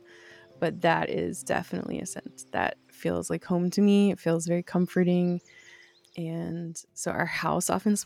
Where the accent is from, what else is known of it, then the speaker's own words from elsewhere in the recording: Bucks County, Pennsylvania, United States; moved away as an adult; also born or lived in Central America / Chattanooga, Tennessee / Texas / Denver, Colorado; now in upstate New York, United States; So I was born outside of Philadelphia, Pennsylvania, in Bucks County, Pennsylvania. And I lived there until I was 18